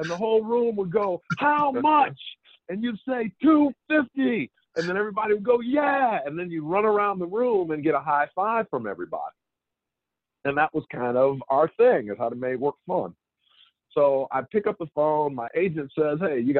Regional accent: Detroit, Michigan, United States; moved away as an adult; also born or lived in Evanston, Illinois / Chicago, Illinois; I grew up in Detroit in the 60s and 70s

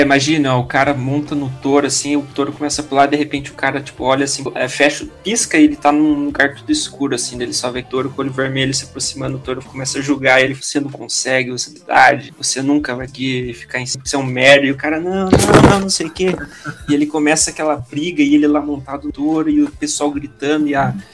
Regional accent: Paraná, Brazil; Eu sou paranaense

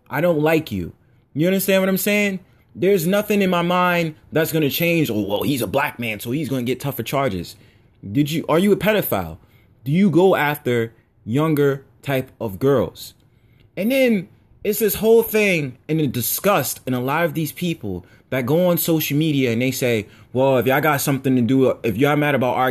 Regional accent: United States; I was just born on American soil

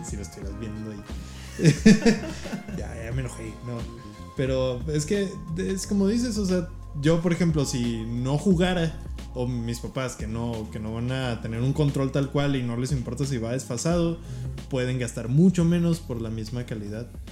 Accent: Mexico; como mexicanos

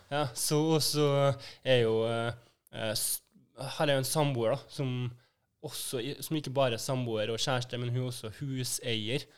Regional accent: Trondheim, Trøndelag, Norway; moved away; jeg er jo også fra Trondheim

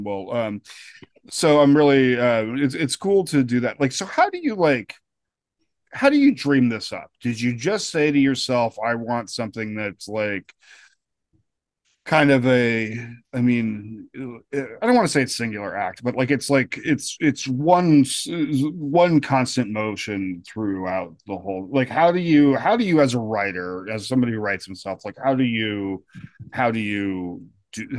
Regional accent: Colorado, United States; I grew up in Colorado

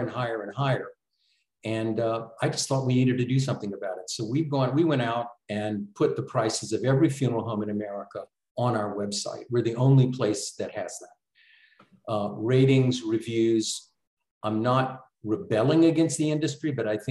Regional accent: New Orleans, Louisiana, United States; I'm from New Orleans originally.

